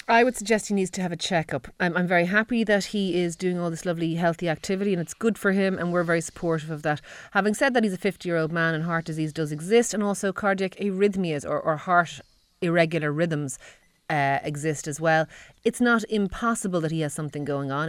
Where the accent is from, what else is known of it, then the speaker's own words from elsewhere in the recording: Ireland; We're Irish